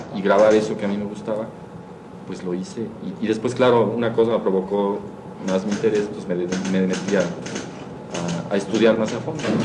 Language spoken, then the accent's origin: Spanish; Mexico City, Mexico; De aquí, de la ciudad